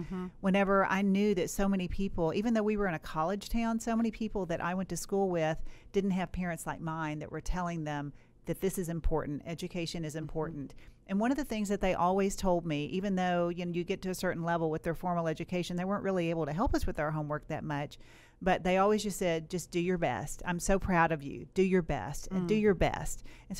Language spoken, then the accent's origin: English; Kentucky, United States; Yeah, so, you know, I grew up in Western Kentucky, and, you know, I had a very hardworking father.